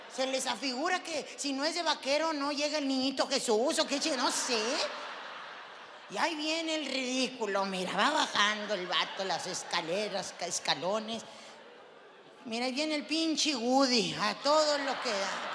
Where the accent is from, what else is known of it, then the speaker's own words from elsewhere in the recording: Zacatecas, Mexico; yo soy de Zacatecas